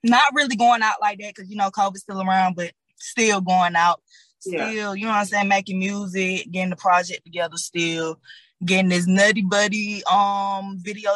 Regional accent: Atlanta, Georgia, United States; also born or lived in Decatur, Georgia / Henry County, Georgia; I'm from Decatur, but I was raised on the South Side

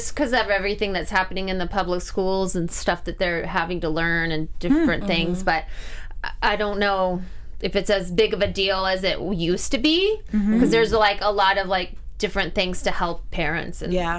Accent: Missouri, United States; I'm from Missouri.

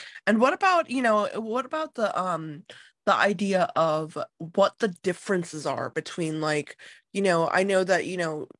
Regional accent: United States; as an American consumer

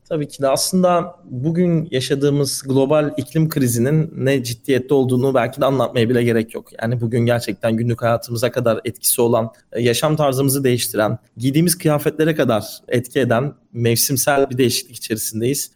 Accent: Istanbul, Turkey; İstanbul'da doğdum ve büyüdüm

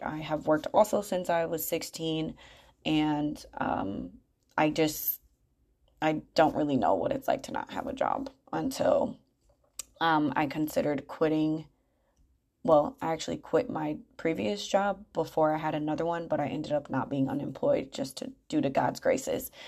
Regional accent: Grand Rapids, Michigan, United States; moved away as an adult; now in Charlotte, United States; I grew up in Grand Rapids, Michigan, in the Midwest

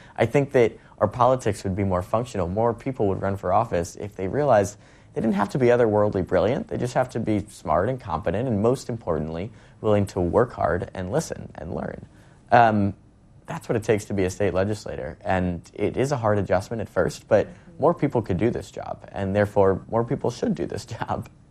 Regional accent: Westport, Connecticut, United States; my hometown of Westport

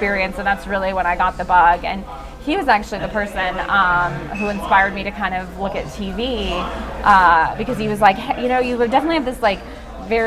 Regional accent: Texas, United States; moved away; also born or lived in Chicago, Illinois / New York / Los Angeles; we ended up relocating to Texas. And we grew up in a very small town in Texas

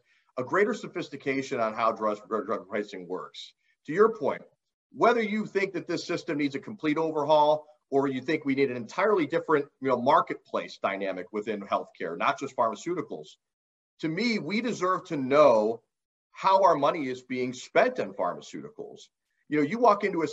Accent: Ohio, United States; my home state of Ohio

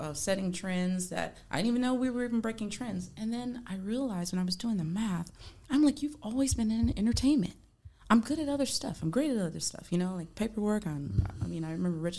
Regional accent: across from New Orleans, Louisiana, United States; also born or lived in California; I was born in California, but I was raised in Louisiana. Mm-hmm. So New Orleans, like right across from there.

